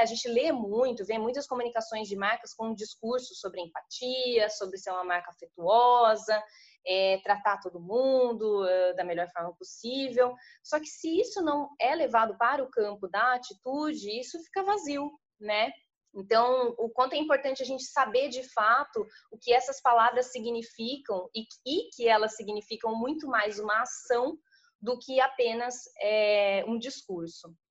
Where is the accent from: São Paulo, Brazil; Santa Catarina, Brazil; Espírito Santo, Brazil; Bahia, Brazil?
São Paulo, Brazil; interior of; sou do interior de São Paulo